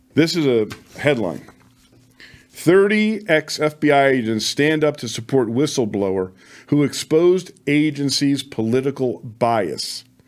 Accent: Las Vegas, Nevada, United States; in my hometown of Las Vegas, where I served for twenty-four years

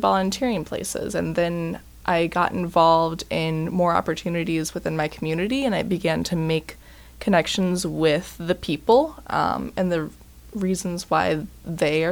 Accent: Bloomington, Indiana, United States; Growing up in Bloomington

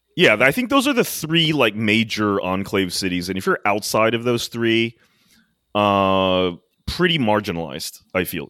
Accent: D.C., Maryland suburbs of Washington, United States; now in New York City, United States; I grew up in the Maryland suburbs of D C

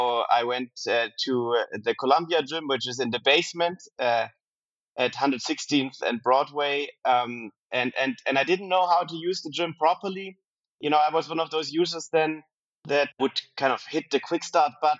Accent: Germany; moved away as an adult; also born or lived in New York City; I was born and raised in Germany

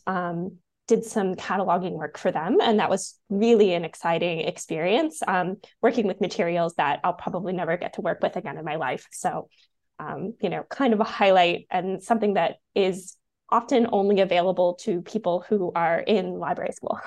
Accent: United States; also born or lived in Washington, D.C.; now in Canada; I'm American

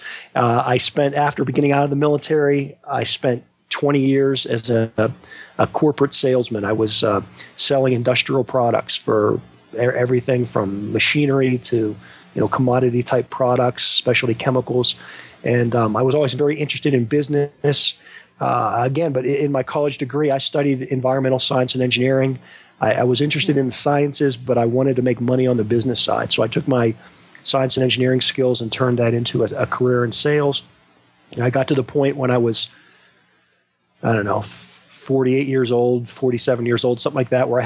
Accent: Western Pennsylvania, United States; I grew up in Western Pennsylvania

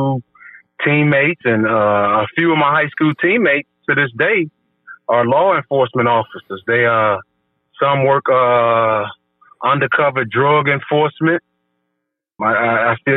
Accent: Chicago, Illinois, United States; born and raised in Chicago

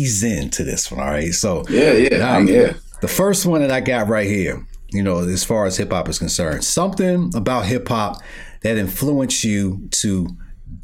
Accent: New York City, New York, United States; moved away; I'm from Brooklyn

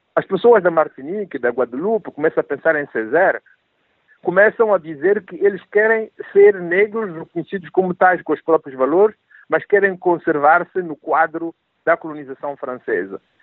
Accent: Mozambique; moved away as an adult; also born or lived in Rome; eu vinha de Moçambique, mas tudo o que eu sabia de África era Moçambique

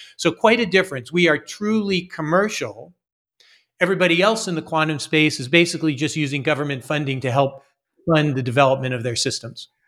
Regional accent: Las Vegas, Nevada, United States; moved away; also born or lived in Philadelphia, Pennsylvania / Los Angeles, California / Massachusetts; I was born in Philadelphia, Pennsylvania, but I grew up in Las Vegas, Nevada

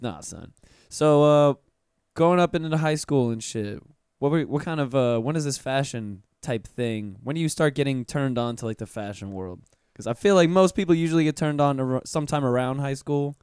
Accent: Pensacola, Florida, United States; moved away; I'm from Pensacola, which is way, way up in Northwest Florida, right next to Alabama

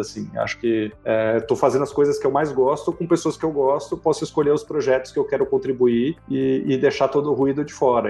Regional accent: Brazil; also born or lived in France

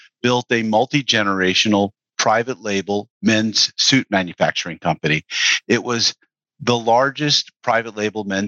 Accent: Mamaroneck, New York, United States; I grew up in Mamaroneck, New York.

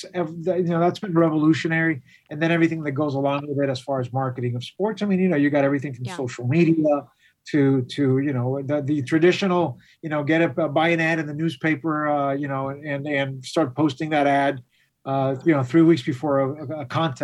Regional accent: Miami, Florida, United States; I was born and raised here in Miami.

